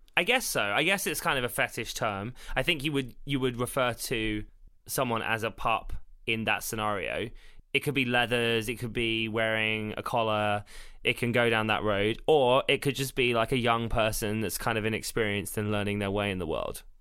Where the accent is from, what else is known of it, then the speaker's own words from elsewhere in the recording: South of England, United Kingdom; I'm from the South